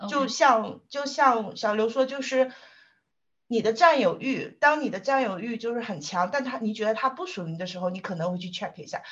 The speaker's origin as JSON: {"language": "Chinese", "region": "southern China", "country": "China", "said": "因为我是个南方人嘛"}